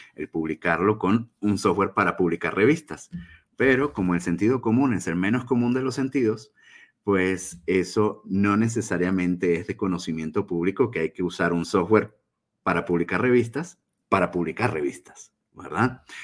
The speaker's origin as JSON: {"language": "Spanish", "country": "Venezuela", "moved": "yes", "lives_now": "Chihuahua, Mexico", "said": "soy venezolano de origen radico acá en Chihuahua, México"}